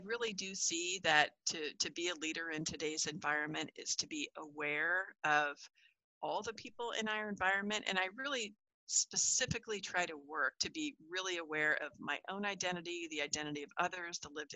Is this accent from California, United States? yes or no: yes; California, United States; where I grew up in California